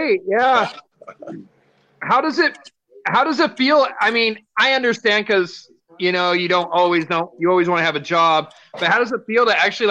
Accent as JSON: {"language": "English", "town": "Aberdeen", "region": "Washington", "country": "United States", "lives_now": "Yakima, United States", "said": "I'm from Aberdeen."}